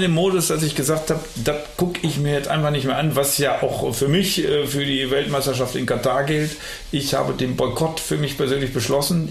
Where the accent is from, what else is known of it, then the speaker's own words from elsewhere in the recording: North Rhine-Westphalia, Germany; wo ich herkomme, da am Niederrhein